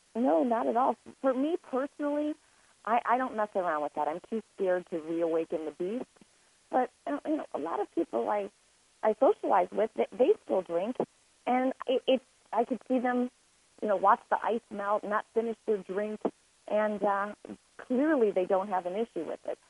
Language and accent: English; Lake Forest, Illinois, United States; also born or lived in Boston; I was born and raised in Lake Forest, Illinois. It is north of Chicago.